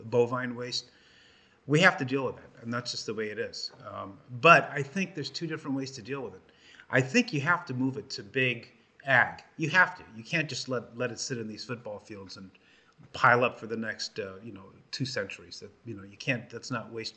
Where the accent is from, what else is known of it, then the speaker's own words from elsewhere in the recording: Los Angeles, California, United States; as a kid growing up in Los Angeles